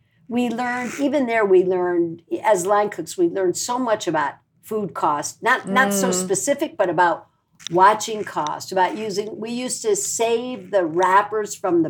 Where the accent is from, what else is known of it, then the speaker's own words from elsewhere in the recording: Midwest, United States; moved away as an adult; now in Los Angeles, United States; we're both from the Midwest.